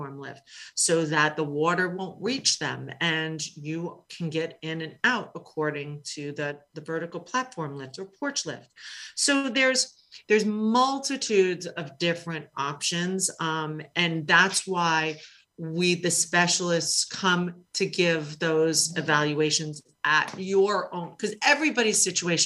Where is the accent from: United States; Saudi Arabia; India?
United States; New York City, New York; I grew up in Queens